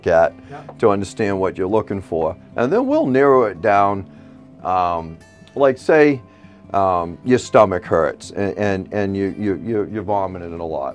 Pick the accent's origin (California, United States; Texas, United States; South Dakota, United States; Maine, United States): Maine, United States; And my wife, my son, we're from Maine